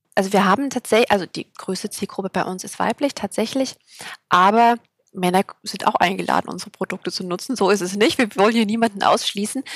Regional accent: Thuringia, Germany; now in Berlin, Germany; ich komme aus Berlin, beziehungsweise lebe hier. Kommen tue ich aus Thüringen

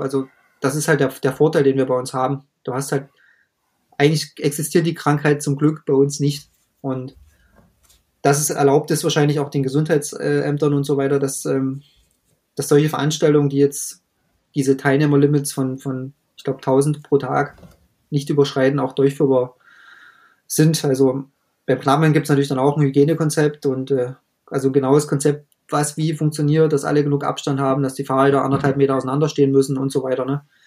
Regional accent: Germany; bei uns in Deutschland

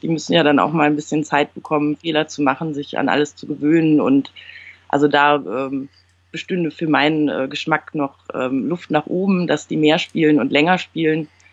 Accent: Düsseldorf, North Rhine-Westphalia, Germany; Ich bin in Düsseldorf geboren und aufgewachsen

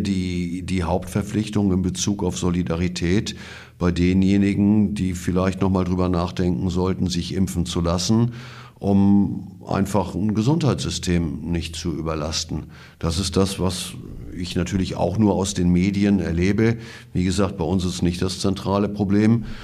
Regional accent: Schleswig-Holstein, Germany; bei uns in Schleswig-Holstein

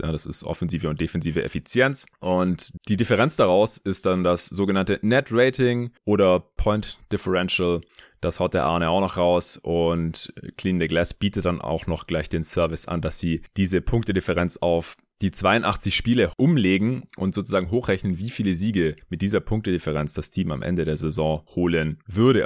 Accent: Stuttgart, Baden-Württemberg, Germany; moved away; Ich bin ja noch bis Anfang nächster Woche hier in Stuttgart in meiner alten Heimat

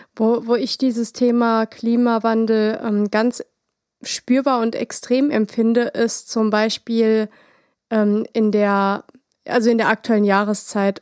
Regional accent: Saarland, Germany; bei uns im Saarland

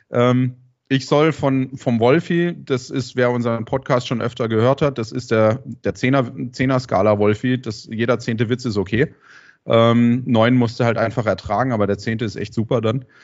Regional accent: Karlsruhe, Baden-Württemberg, Germany; weil ich bin ja auch Karlsruher, man hört es vielleicht äh, vom Dialekt ein bisschen.

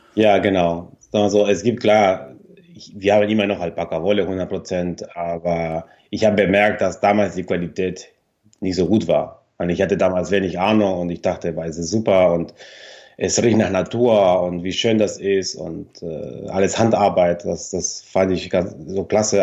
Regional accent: Argentina; German is a second language; moved away as an adult; also born or lived in Minden, Germany; now in near Cologne, Germany; Ich bin hier in, Deut in Deutschland geboren, in Minden. Mhm. Und äh, so meine Mutter ist Deutsche und mein Vater ist Argentinier. Und äh, ja, bin hier geboren und äh, als ich ein Jahr alt war, ist meine Familie nach Argentinien ausgewandert. Und dann bin ich hier, seit ich 19 bin

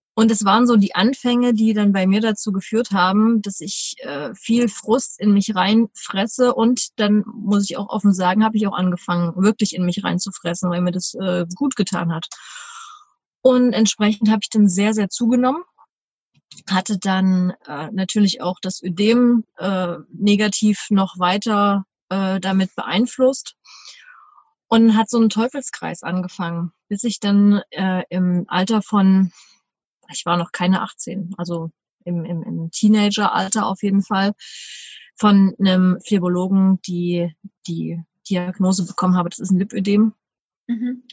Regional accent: Leipzig, Saxony, Germany; moved away as an adult; Bin in der Zeit auch wieder nach Deutschland, also nach Leipzig in meine Heimat gezogen, wo ich seither auch wieder äh, fest meinen Wohnsitz habe.

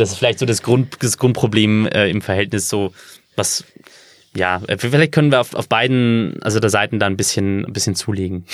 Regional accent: Bavaria, Germany; wenn man in, in Bayern aufgewachsen ist wie ich

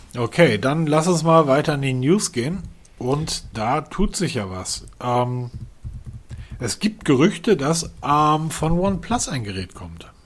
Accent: Germany; ich als Deutscher

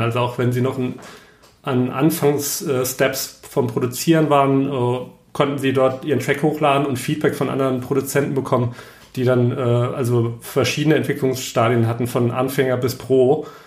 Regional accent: Saarland, Germany; moved away as an adult; also born or lived in Allgäu / Stuttgart; now in Berlin, Germany; Ich komme aus dem Saarland und äh, habe dort 18 Jahre gelebt

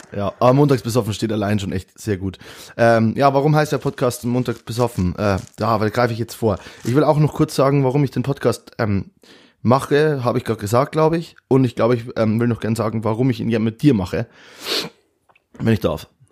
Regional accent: Bavaria, Germany; moved away as an adult; also born or lived in Munich; now in Cologne, Germany; ich komme aus Bayern und eigentlich und lebe in Köln jetzt

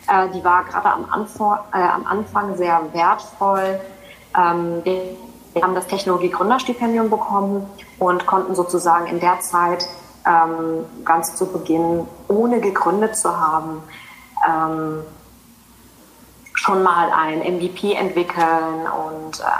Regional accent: North Rhine-Westphalia, Germany; Ich bin ja ursprünglich nicht wirklich aus Sachsen, sondern ich komme ja aus dem, aus dem Ruhrgebiet Rheinland

